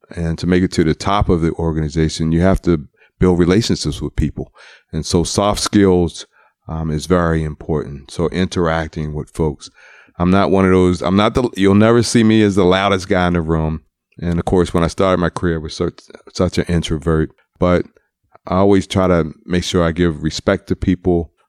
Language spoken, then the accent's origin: English; Baltimore, Maryland, United States; I'm from Baltimore